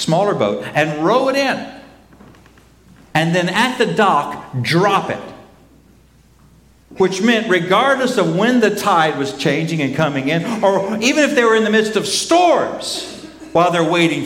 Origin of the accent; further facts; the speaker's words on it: Oklahoma, United States; I grew up in Oklahoma